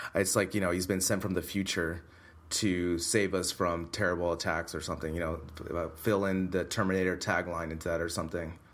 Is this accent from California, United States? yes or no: yes; Bay Area, California, United States; moved away as an adult; now in Madrid, Spain; back to the Bay Area, visit family